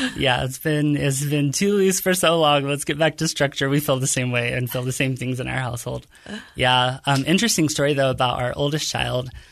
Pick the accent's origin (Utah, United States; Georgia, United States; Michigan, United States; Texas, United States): Utah, United States; Kearns; I grew up in a modest home in Kearns, Utah